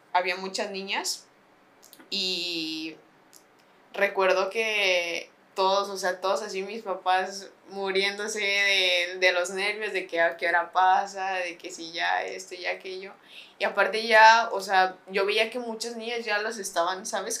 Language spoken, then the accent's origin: Spanish; San Luis Potosí, Mexico; donde vivo, de donde soy